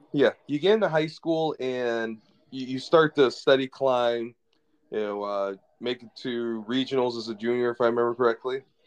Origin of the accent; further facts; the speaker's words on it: Lansing, Michigan, United States; when I grew up in Lansing